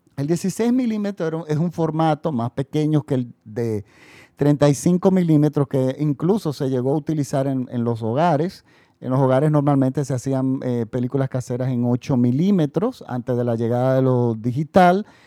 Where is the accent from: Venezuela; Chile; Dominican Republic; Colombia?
Dominican Republic; mi país, República Dominicana